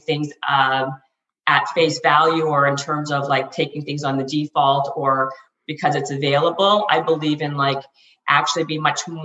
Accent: Canada; now in Los Angeles, United States

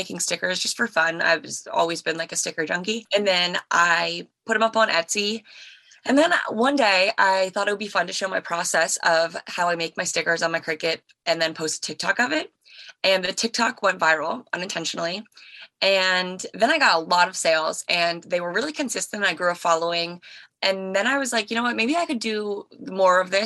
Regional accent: Maryland, United States; I am 23 and I'm from Maryland

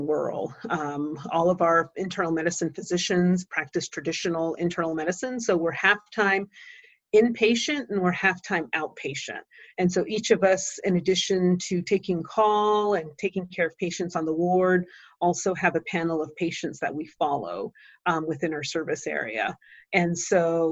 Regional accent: Shiprock, New Mexico, United States; also born or lived in Black Rock, Arizona; I grew up in Shiprock, New Mexico

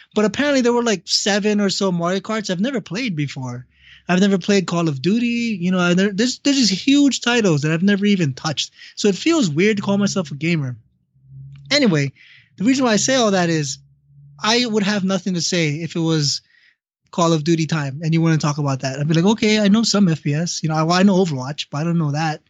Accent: Hawaii, United States; growing up in Hawaii. That's what I did

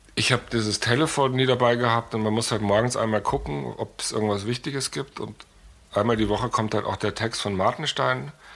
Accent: Munich, Bavaria, Germany; also born or lived in New York; ich bin in München geboren

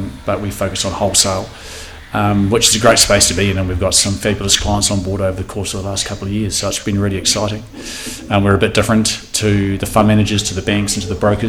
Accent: Auckland, New Zealand; also born or lived in Christchurch, New Zealand / London, United Kingdom; I was born in Christchurch, but my parents came to Auckland when I was all of 2 years old

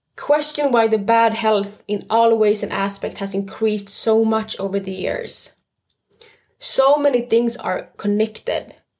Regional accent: Stockholm, Stockholm County, Sweden; I was brought up and born and raised in Stockholm, Sweden

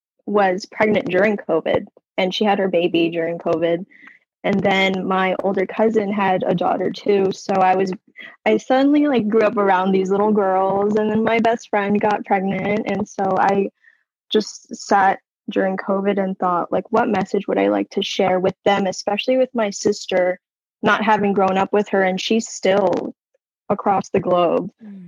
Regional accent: Virginia, United States; Yeah, so I grew up in Northern Virginia and I moved around a lot.

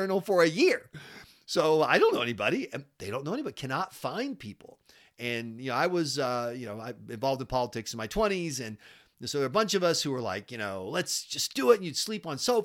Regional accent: South Carolina, United States; now in New Hampshire, United States; my home state of South Carolina

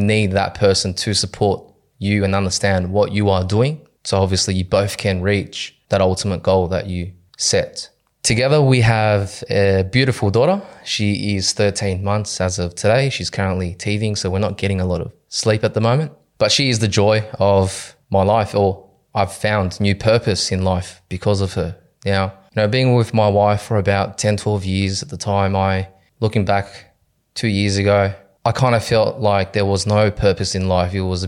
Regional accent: Cabramatta, New South Wales, Australia; So my childhood, I was born and raised in Cabramatta. I grew up there with my younger sister, my mother.

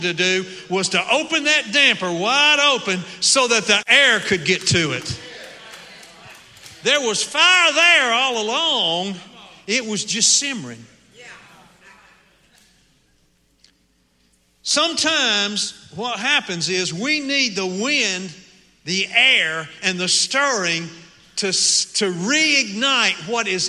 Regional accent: Appalachian Mountains, United States; moved away; I grew up in the Appalachian Mountains

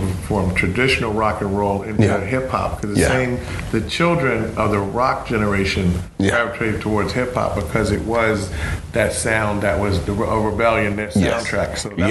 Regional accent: Baltimore, Maryland, United States; Shoot, man, I grew up in Baltimore in the Wire.

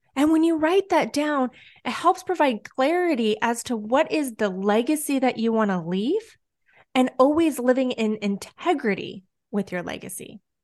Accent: Southern California, United States; I'm born and raised in Southern California.

